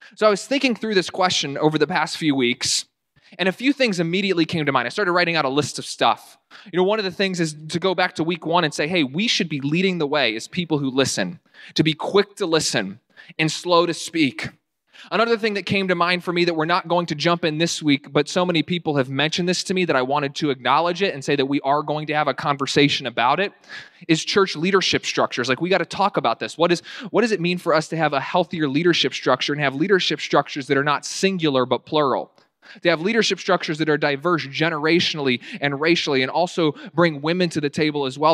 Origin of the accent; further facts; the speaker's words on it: Winchester, Virginia, United States; my hometown in Winchester, Virginia